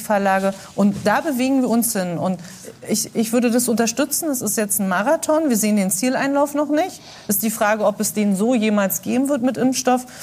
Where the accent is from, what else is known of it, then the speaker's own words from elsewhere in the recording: GDR, East Germany, Germany; Ich bin in der DDR groß geworden